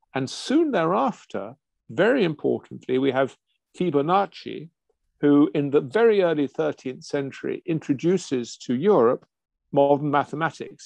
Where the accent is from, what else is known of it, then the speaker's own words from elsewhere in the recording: England, United Kingdom; I'm English